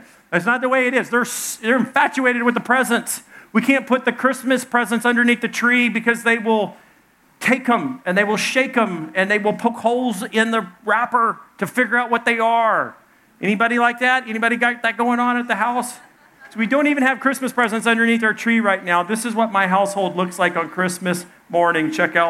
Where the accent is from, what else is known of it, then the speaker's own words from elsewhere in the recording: Arkansas, United States; I'm from Arkansas